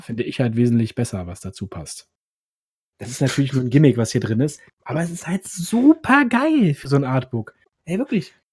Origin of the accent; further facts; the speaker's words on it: Berlin, Germany; Ich komme ja aus dem Osten, also Ostberlin. Und ähm, da bin ich auch im Kindergarten gewesen und alles.